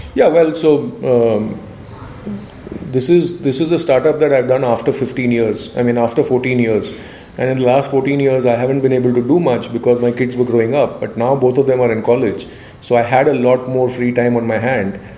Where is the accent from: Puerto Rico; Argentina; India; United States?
India; being an Indian